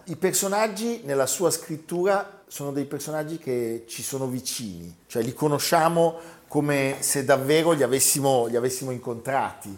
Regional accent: Milan, Lombardy, Italy; noi che ogni tanto siamo un po' cattivelli da milanesi

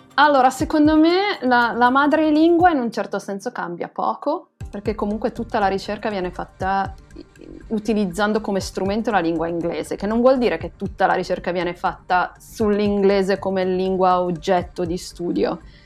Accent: Pisa, Tuscany, Italy; now in Groningen, Netherlands; io sono pisana

